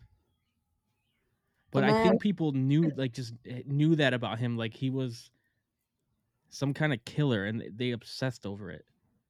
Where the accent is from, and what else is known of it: Chicago suburbs, Illinois, United States